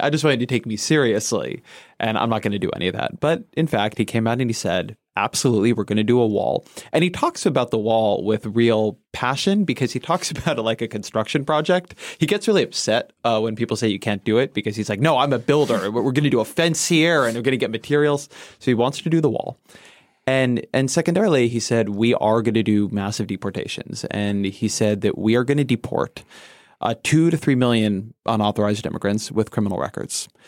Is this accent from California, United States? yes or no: yes; Southern California, United States; moved away; I grew up in Southern California